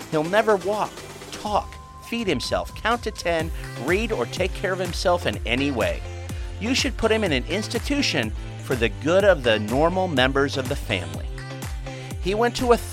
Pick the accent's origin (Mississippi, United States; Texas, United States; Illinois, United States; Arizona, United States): Illinois, United States; Chicago; my hometown of Chicago